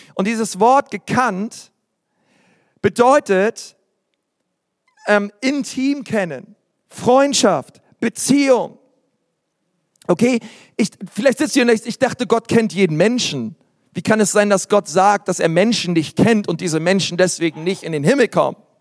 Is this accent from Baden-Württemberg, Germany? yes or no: no; Berlin, Germany; Ich bin in Berlin groß geworden